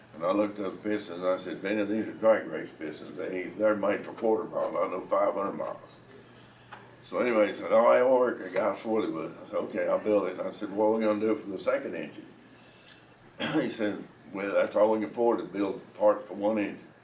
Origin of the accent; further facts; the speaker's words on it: Mitchell County, North Carolina, United States; Mountains of North Carolina, Mitchell County.